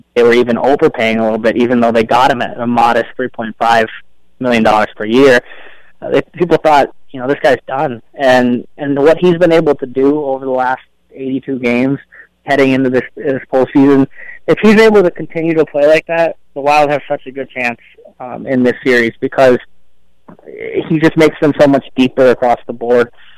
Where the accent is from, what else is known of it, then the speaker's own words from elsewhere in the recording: Illinois, United States; moved away as an adult; also born or lived in Hawaii; now in Minnesota, United States; I grew up in Illinois